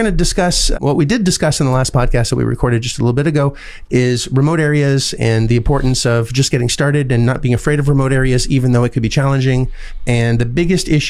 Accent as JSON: {"language": "English", "country": "Canada", "said": "I'm Canadian"}